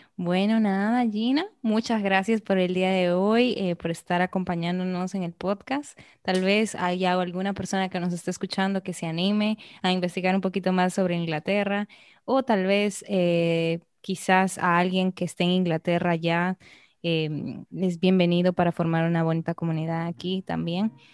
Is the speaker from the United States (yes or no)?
no; Arequipa, Peru; now in Dominican Republic; yo vengo igual de una ciudad pequeña, Arequipa